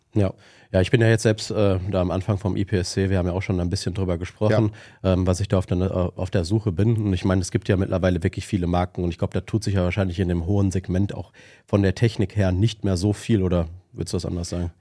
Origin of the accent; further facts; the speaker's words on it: Witten, North Rhine-Westphalia, Germany; komm ja auch aus Witten bei dir in der Nähe